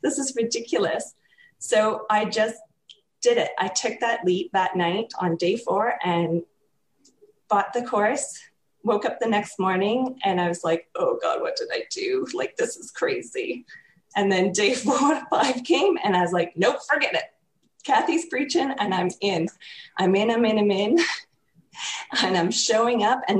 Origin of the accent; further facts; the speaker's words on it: Canada; I'm from Canada